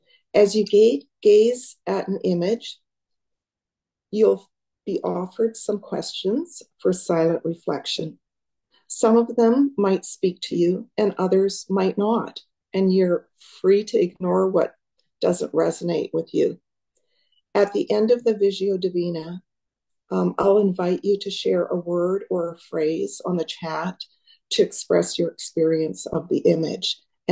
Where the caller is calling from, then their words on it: Nicola Lake, British Columbia, Canada; I'm joining from Nicola Lake, which is about a 2.5 hour drive north east of Abbotsford through the mountains and into more of desert country of the interior of BC.